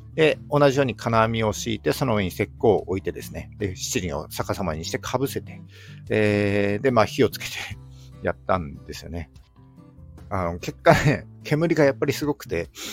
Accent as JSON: {"language": "Japanese", "region": "Yamagata", "country": "Japan", "tie": "born or raised there", "also_born_or_lived": "Sendai", "moved": "as an adult", "said": "僕はですね、出身が山形なんですけども、えー、高校卒業してすぐですね、えー、仙台に出てきて"}